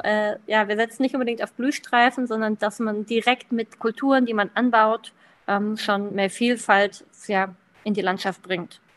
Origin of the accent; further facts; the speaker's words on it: Klein Schneen, Lower Saxony, Germany; 28 Jahre alt und komme aus Kleinschneen. Das ist ein kleines Dorf mitten in, Nieder in Deutschland sozusagen, also in Südniedersachsen.